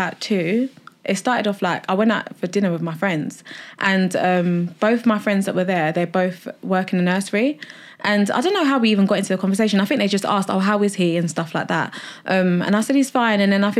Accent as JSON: {"language": "English", "country": "Nigeria", "said": "Coming from, like, I'm Nigerian, so like disability, anything like that, mental health, it's like a big taboo, like in the African community."}